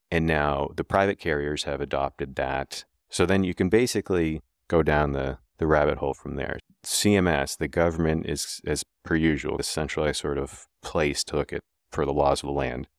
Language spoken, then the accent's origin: English; Keene, New Hampshire, United States; downtown Keene, New Hampshire, my hometown